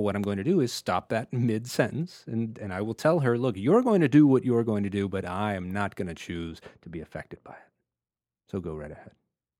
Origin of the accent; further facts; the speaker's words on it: Texas, United States; I grew up in Texas.